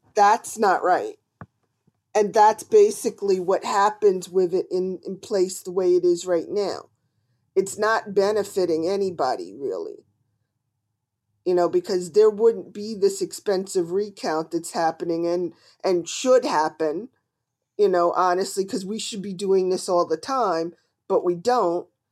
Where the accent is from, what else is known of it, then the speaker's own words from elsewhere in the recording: New Jersey, United States; I am from New Jersey and not from very far from where the Sopran-, the town The Sopranos was filmed